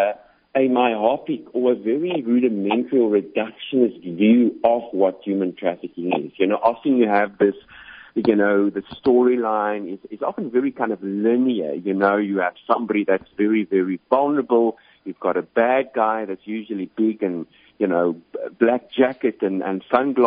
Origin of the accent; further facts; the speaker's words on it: South Africa; moved away as an adult; You can probably pick up on the accent. So I'm originally from South Africa